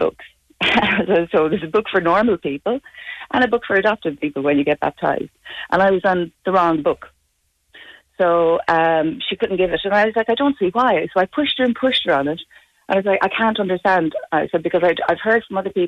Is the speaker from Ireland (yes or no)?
yes; Tuam, Connacht, Ireland; also born or lived in Dublin; my parents got me a blessing down here in Tuam.